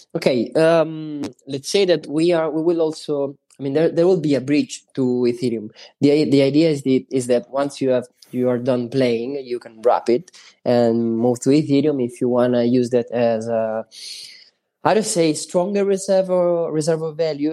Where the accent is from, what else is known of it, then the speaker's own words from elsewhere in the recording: Sicily, Italy; English is a second language; we are from Sicily.